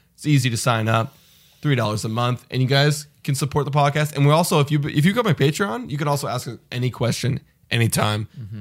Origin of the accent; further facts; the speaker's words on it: Canada; we're from Canada